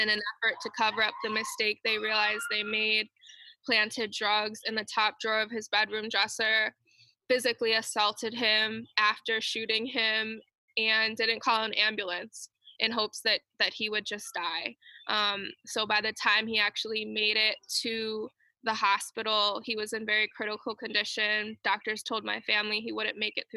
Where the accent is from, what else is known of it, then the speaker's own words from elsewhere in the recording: Chicago, Illinois, United States; moved away as an adult; also born or lived in Washington, D.C. / Mountain View, California; I'm originally from Chicago